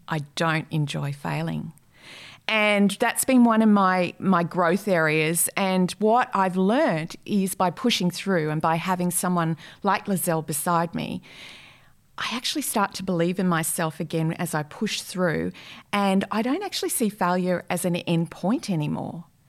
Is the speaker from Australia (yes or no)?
yes; Brisbane, Queensland, Australia; moved away as an adult; also born or lived in Rockhampton / Sydney; now in Perth, Australia; I'm originally from Brisbane, born in Rockhampton